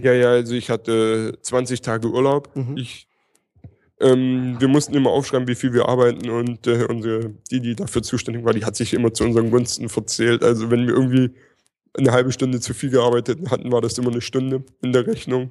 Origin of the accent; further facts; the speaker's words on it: near Stuttgart, Baden-Württemberg, Germany; ich komme aus der Nähe von Stuttgart